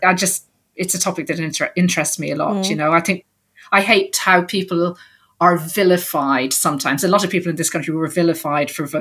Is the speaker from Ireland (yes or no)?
yes; Ireland; I grew up in Ireland in the 70s and 80s.